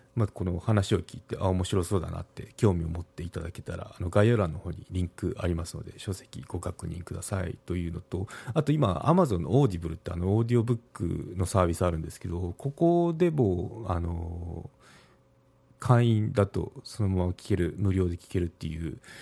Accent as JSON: {"language": "Japanese", "region": "Kagoshima", "country": "Japan", "tie": "born or raised there", "said": "私の地元鹿児島"}